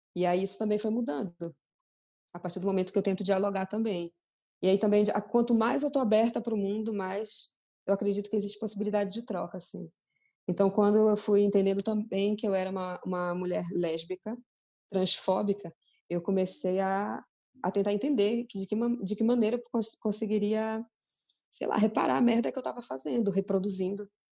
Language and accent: Portuguese; Belém, Pará, Brazil; moved away; eu sou de Belém